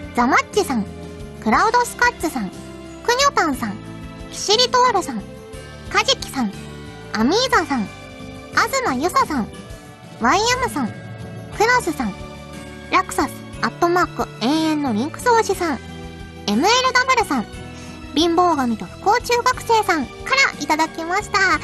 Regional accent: Kyushu, Fukuoka, Japan; moved away; 私あの九州福岡の出身なので

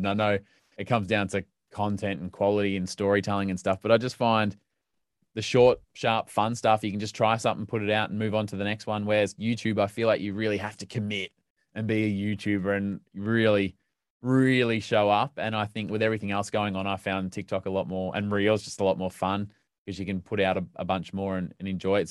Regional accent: Melbourne, Victoria, Australia; where I grew up in Melbourne

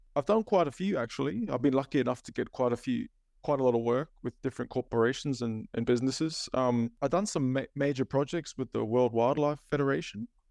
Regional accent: Cairns, Queensland, Australia; also born or lived in Auckland, New Zealand; Mum moved us back to Cairns in the late eighties. So I was about eight years old when we came back to Cairns.

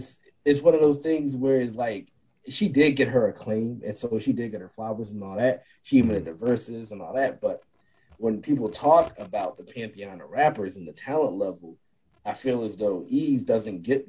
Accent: Philadelphia, Pennsylvania, United States; I'm from Philly

